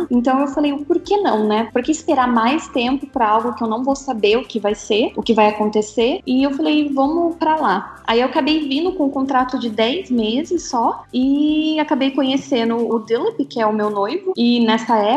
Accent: Paraná, Brazil; now in India; eu sou de uma cidadezinha do interior do Paraná que tem menos de 30 mil habitantes. Então, é bem interior mesmo. Aqui na Índia o pessoal considera que eu sou

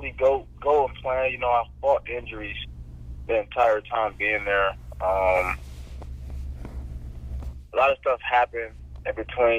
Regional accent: Michigan, United States

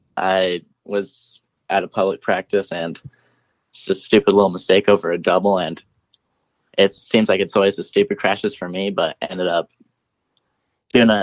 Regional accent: Pocatello, Idaho, United States; growing up here

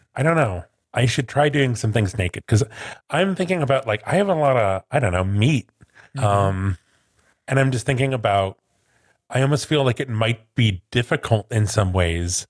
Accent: Midwest, United States; I'm from the Midwest.

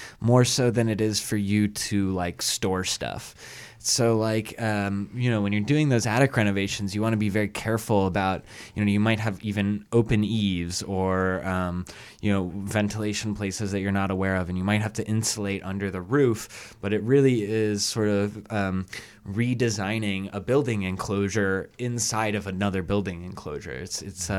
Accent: Atlanta, Georgia, United States; now in Chicago, United States; I grew up in Atlanta

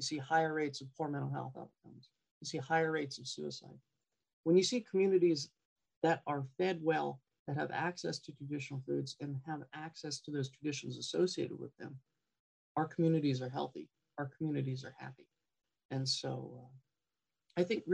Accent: Gambell, Alaska, United States; I'm Knightsey Indian and Siberian Yupik Eskimo from Gamble, Alaska in Kenai

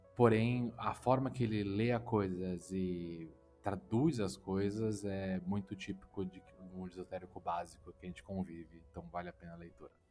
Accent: Brazil; sou brasileiro

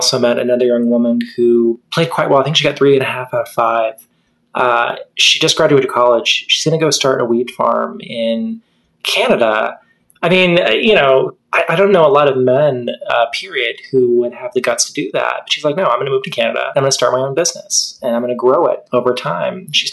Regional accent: Texas, United States; Well, I was raised in Texas. I wish I could say I was born there, because I am a Texan through and through.

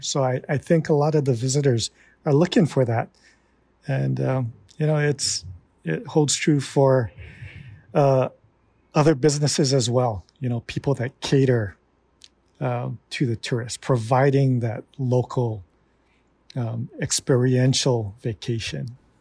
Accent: Hilo, Hawaii, United States; I was born and raised here in East Hawaii

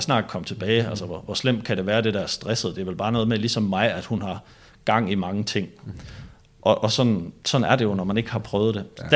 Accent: Denmark; now in Copenhagen, Denmark; nu er jeg jo fra Jylland

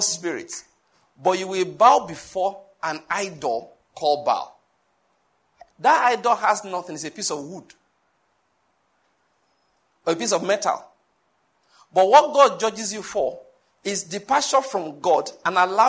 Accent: Owo, Ondo, Nigeria; now in Enugu, Nigeria; My hometown is Owo in Ondo State

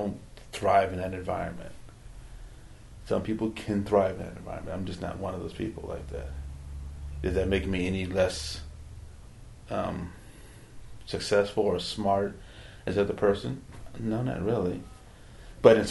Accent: Berkeley, California, United States; I was born in Berkeley

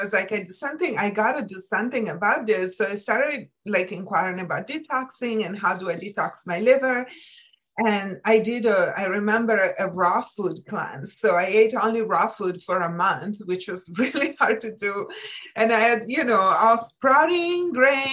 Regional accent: Italy; moved away as an adult; now in United States; I was born and raised in Italy

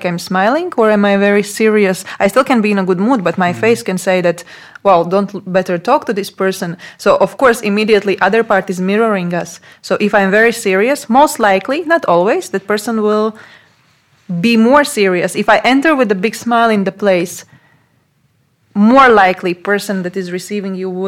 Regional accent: Latvia; English is a second language; moved away as an adult; also born or lived in Portugal; now in Slovakia; I was born in Latvia, I was raised in Latvia, I was going to Latvian school

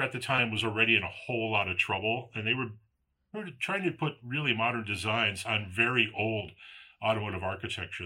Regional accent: Palatine, Illinois, United States; I grew up in Palatine.

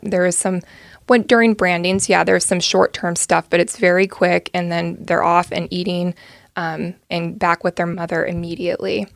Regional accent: Dorris, California, United States; moved away as an adult; I grew up on a, um, a beef cattle and hay ranch, um, right along the California Oregon border in the Klamath Basin, um, just on the California side of the border. Little town called Doris, California is where I went to high school

